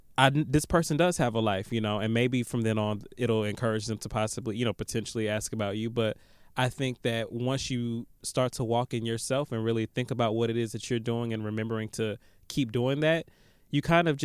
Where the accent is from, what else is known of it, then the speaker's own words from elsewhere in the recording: London, United Kingdom; I'm from London, LOL, and I'm struggling in every aspect of life.